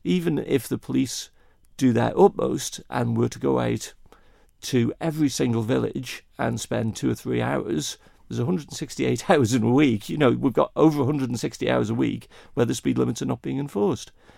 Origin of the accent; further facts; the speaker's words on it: Kirkmichael, Isle of Man; also born or lived in Ramsey, Isle of Man; I was born and raised in Kirkmichael